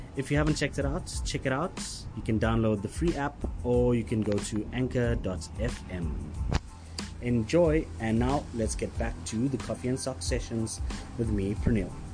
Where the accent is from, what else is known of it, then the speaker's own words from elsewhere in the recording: Durban, KwaZulu-Natal, South Africa; now in Johannesburg, South Africa; So I grew up in Durban, but I haven't. I've lived in Joburg now for close to fifteen years or sixteen years.